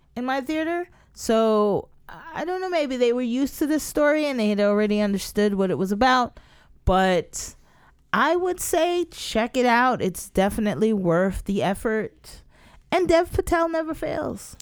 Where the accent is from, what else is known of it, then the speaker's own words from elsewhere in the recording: United States; I'm an American too